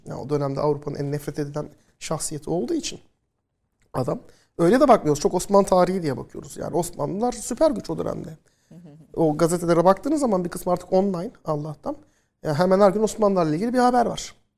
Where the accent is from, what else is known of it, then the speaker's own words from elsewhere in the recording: Turkey; ilk Türk öğrenci ben oluyorum.